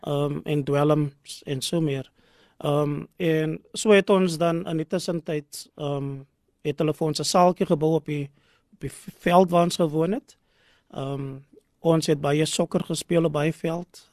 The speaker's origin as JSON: {"language": "Afrikaans", "town": "Cape Town", "region": "Western Cape", "country": "South Africa", "tie": "born or raised there", "moved": "yes", "lives_now": "Gordon's Bay, South Africa", "said": "ek is gebore in Bishoblawes"}